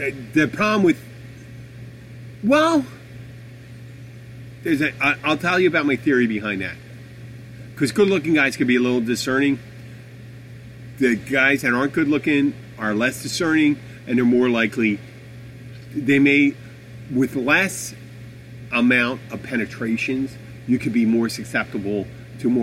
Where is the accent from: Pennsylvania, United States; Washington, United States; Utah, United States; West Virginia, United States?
Pennsylvania, United States; Philadelphia; now in Florida Keys, United States; I'm from Philadelphia.